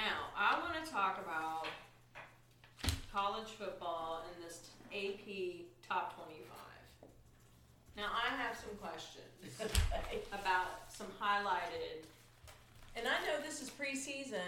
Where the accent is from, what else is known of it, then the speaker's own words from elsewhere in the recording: Midwest, United States; growing up in the Midwest